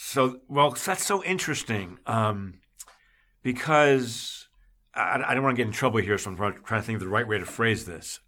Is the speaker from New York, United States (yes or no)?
yes; New York, United States; moved away as an adult; also born or lived in the South (US); I was raised in New York, but I've been in the South most of my adult li-, all, almost all my adult life